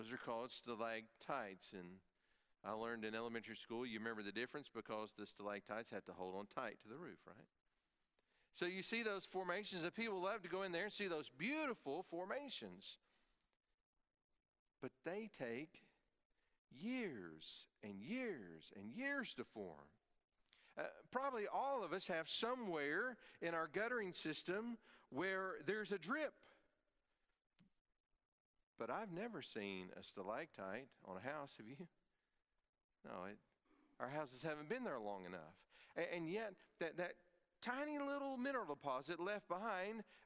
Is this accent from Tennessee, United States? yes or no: yes; East Tennessee, United States; When I grew up in East Tennessee, there was a tourist attraction nearby called Forbidden Caverns